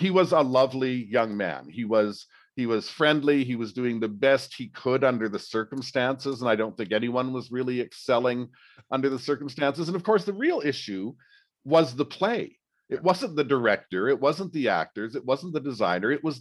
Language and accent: English; Edmonton, Alberta, Canada; I grew up in Edmonton in my teenage years